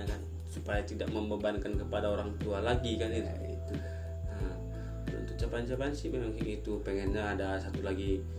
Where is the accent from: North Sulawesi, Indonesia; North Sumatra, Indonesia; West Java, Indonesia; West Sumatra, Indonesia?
North Sumatra, Indonesia; Karena di Indonesia apalagi di daerah aku sendiri di Simalungun ya.